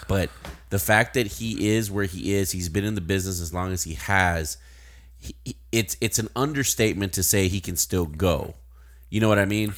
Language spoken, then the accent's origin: English; Uvalde, Texas, United States; my hometown